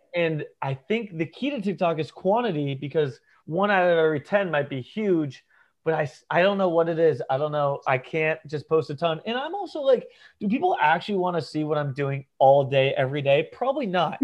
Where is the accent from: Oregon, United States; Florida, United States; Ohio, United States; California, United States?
Florida, United States; Ponte Vedra Beach; also born or lived in Norwalk, Connecticut / St. Louis / New York; I was born in Connecticut, uh, Norwalk, Connecticut, and but I don't really say I'm from there because I moved when I was three. So I okay. moved to Ponte Vedra Beach, Florida, which is a Northeast Florida, um, like small golf beach town. So I grew up here